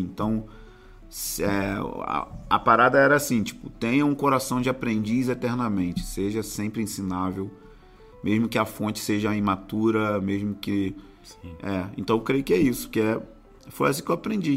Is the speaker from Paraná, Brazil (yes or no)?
no; São Gonçalo, Rio de Janeiro, Brazil; moved away as an adult; now in Rio de Janeiro, Brazil; eu nasci em São Gonçalo